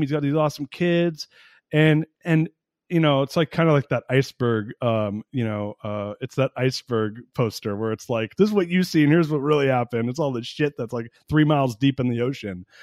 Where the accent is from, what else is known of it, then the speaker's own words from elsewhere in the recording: United States; being an American